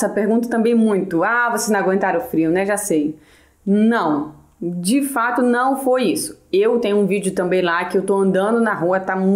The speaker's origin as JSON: {"language": "Portuguese", "town": "Belém", "region": "Pará", "country": "Brazil", "lives_now": "Portugal", "said": "Eu vim de Belém do Pará, um clima ali agradabilíssimo, 35 graus"}